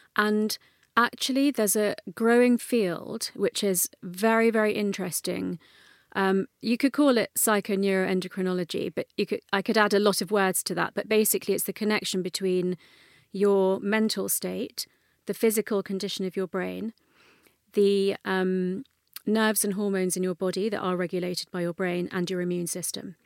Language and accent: English; London, United Kingdom; I grew up in North London, um, and my parents are first generation Indian immigrant parents